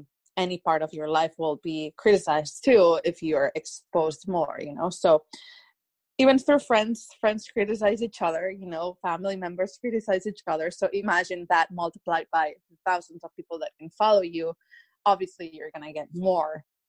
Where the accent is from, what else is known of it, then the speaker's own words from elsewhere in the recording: Spain; English is a second language; now in Beverly Hills, United States; They didn't even know I was from Spain and that my whole family has been living through coronavirus for weeks and weeks.